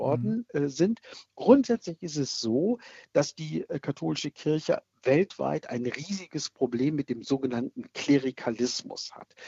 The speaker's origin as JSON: {"language": "German", "country": "Germany", "said": "Bei uns in Deutschland"}